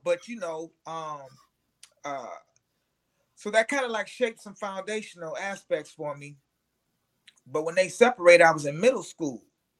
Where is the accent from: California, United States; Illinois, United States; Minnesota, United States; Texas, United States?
Illinois, United States; Aurora; I grew up in Aurora, Illinois. It's like the second largest city in the state of Illinois, a western suburb of Chicago.